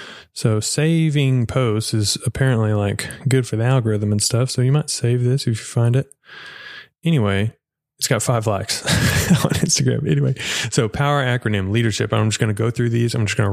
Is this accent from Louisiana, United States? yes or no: no; Edgewood, Texas, United States; It is a book done by the Methodist church that I grew up in Edgewood, Texas